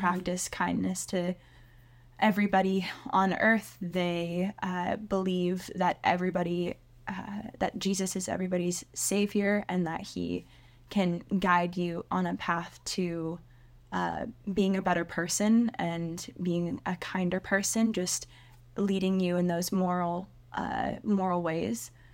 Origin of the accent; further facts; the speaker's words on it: Seattle, Washington, United States; I grew up in Seattle